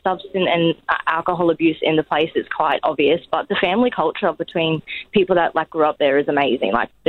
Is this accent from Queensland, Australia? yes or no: yes; Brisbane, Queensland, Australia; I grew up in Inala. I grew up in Dillandella, went to school on Lorikeet Street.